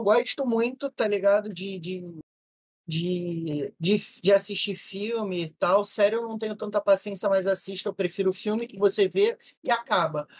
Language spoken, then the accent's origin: Portuguese; Rio de Janeiro, Brazil; eu sou do, do RJ